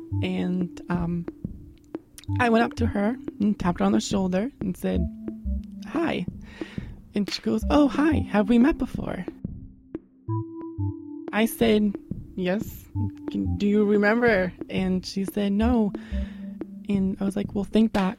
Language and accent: English; Westbrook, Maine, United States; I'm from Westbrook